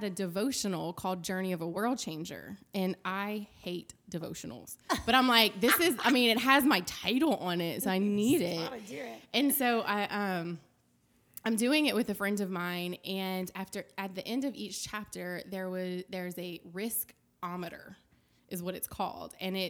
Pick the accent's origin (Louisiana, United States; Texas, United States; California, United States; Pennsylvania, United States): Louisiana, United States; Lafayette; I did. I was born and raised in Lafayette, Louisiana.